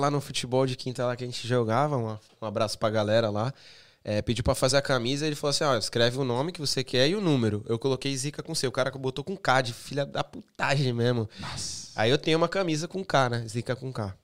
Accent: Santos, São Paulo, Brazil; moved away as an adult; also born or lived in England; now in United Kingdom; em Santos é, tem o Morro São Bento, que é de onde eu sou.

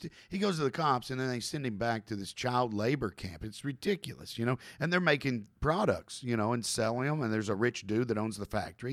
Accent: Kentucky, United States; I'm from Kentucky

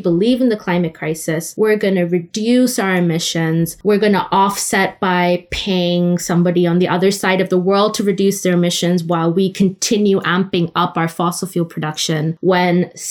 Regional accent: Oman; also born or lived in India; now in London, United Kingdom; I was raised in the Middle East in Oman

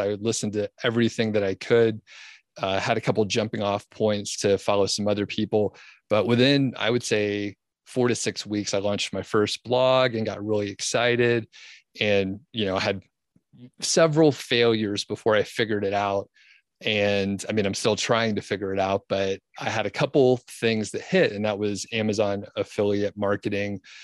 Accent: Georgia, United States; moved away as an adult; also born or lived in Bozeman, Montana / Boulder County, Colorado; now in Colorado, United States; I'm from Georgia originally, and lived there, you know, my whole life up until, like, twenty fifteen or so

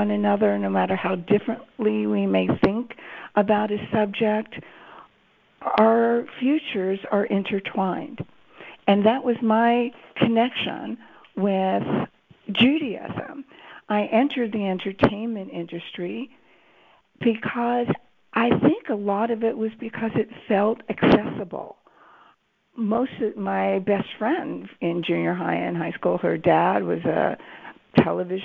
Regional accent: Los Angeles, California, United States; I grew up in Los Angeles, and next to Hollywood.

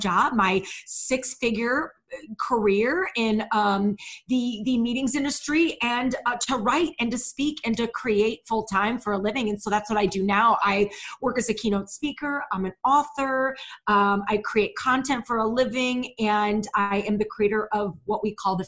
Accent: St. Louis, Missouri, United States; moved away as an adult; also born or lived in Chicago, Illinois / Ohio; now in Cleveland area, Ohio, United States; I'm born and raised in St. Louis, Missouri.

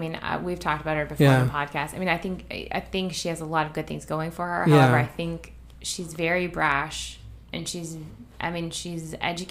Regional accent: Canada; I'm from Canada. We're not supposed to own guns.

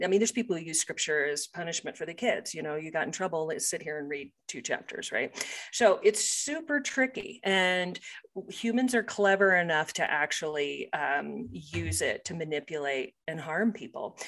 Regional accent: Topeka, Kansas, United States; now in Colorado, United States; I grew up in Topeka, Kansas

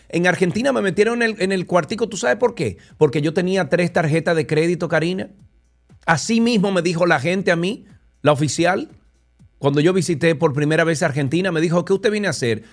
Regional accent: Dominican Republic; por ser dominicano, por tener un pasaporte que diga República Dominicana

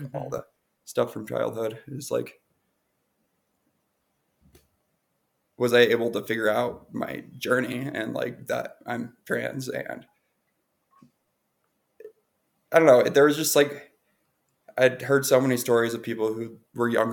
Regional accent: Montana, United States; moved away as an adult; also born or lived in New York City; I grew up in Montana until I was 19. And then I moved to New York City for culinary school

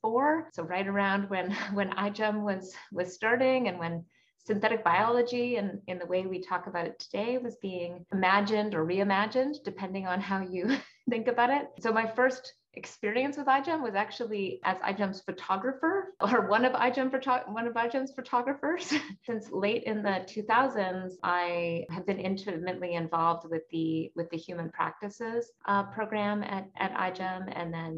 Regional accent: Calgary, Alberta, Canada; now in Stanford, United States; my hometown of Calgary, Alberta.

